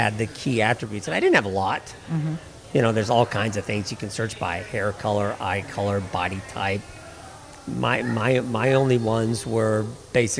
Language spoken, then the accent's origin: English; Seattle, Washington, United States; now in Washington, D.C., United States; I'm from Seattle. I've been in Washington, D.C. for almost 30 years